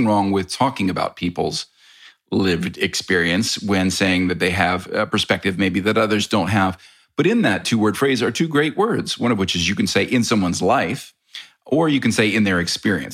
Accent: United States; I am American

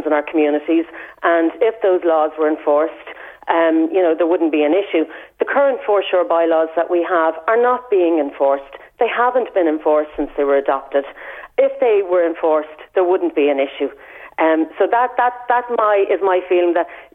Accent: Balbriggan, Leinster, Ireland; now in Bettystown, Ireland; I grew up in Balbriggan, so very much beach areas.

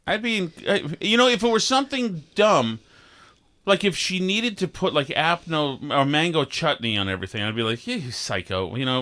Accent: Vermont, United States; we had growing up in Vermont

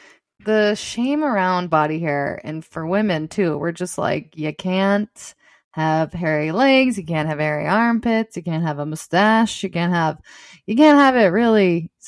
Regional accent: Dallas, Texas, United States; in Dallas, my hometown, which is a horrible place that breeds horrible people.

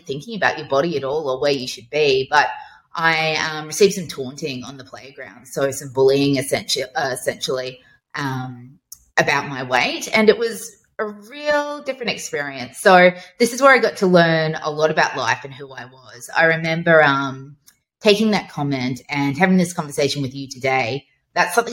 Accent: Brisbane, Queensland, Australia; also born or lived in Toowoomba; I grew up in Brisbane.

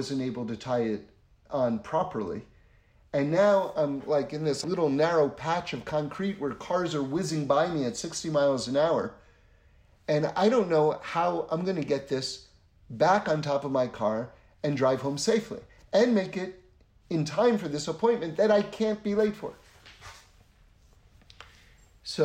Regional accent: New York City, New York, United States; moved away as an adult; now in Los Angeles, United States; I grew up in New York City on 79th Street and Broadway on the Upper West Side

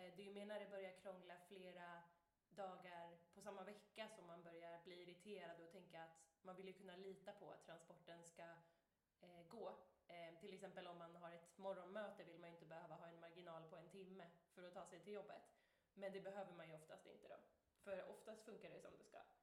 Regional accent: Uppsala, Uppsala County, Sweden; also born or lived in Lund / Copenhagen, Denmark; now in Malmö, Sweden; jag växte upp i Uppsala.

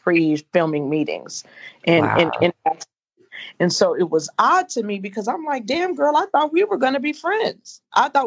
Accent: Inglewood, California, United States; we're both from Inglewood

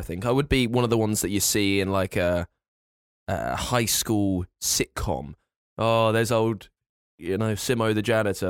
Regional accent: near Thorpe Park, Surrey, South East England, United Kingdom; I grew up really near Thorpe Park

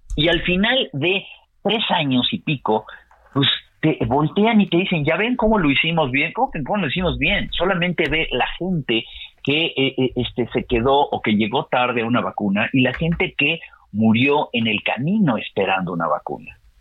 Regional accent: Mexico

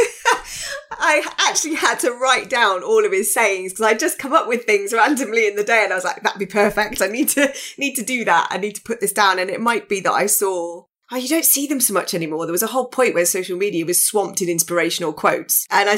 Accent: Birmingham, West Midlands, United Kingdom; I'm a Brummie and, you know, we don't get represented enough. So that's where the accent then came in.

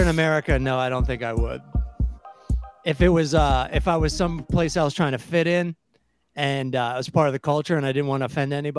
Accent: United States; I'm an American.

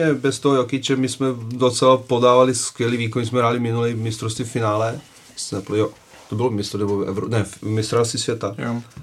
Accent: Serbia; now in Czech Republic; jsem Srb

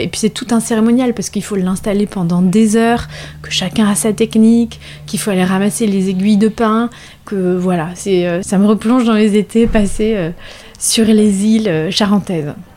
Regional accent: La Rochelle, Nouvelle-Aquitaine, France; Je suis originaire de La Rochelle, donc j'ai grandi à La Rochelle

